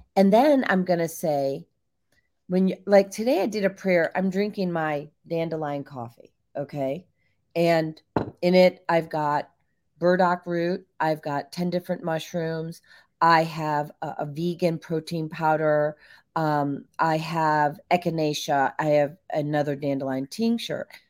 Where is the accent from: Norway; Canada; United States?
United States; Barrington, Illinois; now in Georgia, United States; I grew up in Barrington, Illinois.